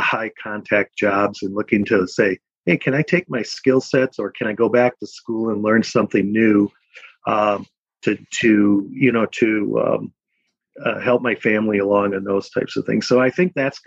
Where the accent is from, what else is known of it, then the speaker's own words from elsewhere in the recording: Milwaukee, Wisconsin, United States; moved away as an adult; now in Minnesota, United States; I was born and raised in Milwaukee, Wisconsin